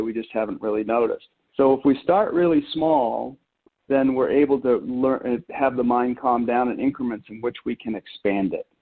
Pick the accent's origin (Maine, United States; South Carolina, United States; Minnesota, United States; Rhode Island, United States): Maine, United States; moved away as an adult; also born or lived in Colorado; I grew up in Maine and went uh, moved to Colorado to attend Colorado State University in my early early 20s